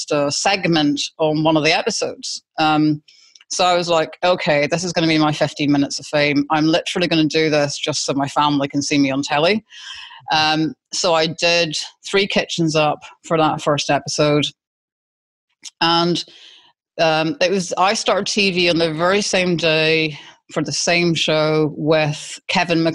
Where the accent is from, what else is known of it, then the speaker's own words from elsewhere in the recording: Scotland, United Kingdom; accent: Scottish; moved away as an adult; now in Australia; being Scottish, I've got a very distinct accent